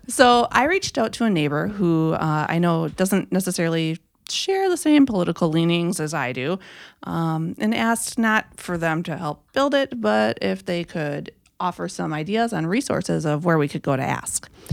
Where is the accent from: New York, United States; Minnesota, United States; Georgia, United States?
Minnesota, United States; I am from Suan's wonderful state of Minnesota, born and raised.